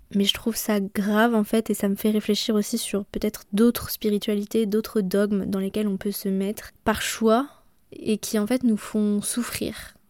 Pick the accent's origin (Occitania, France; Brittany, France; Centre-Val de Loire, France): Brittany, France; moved away; chez nous en Bretagne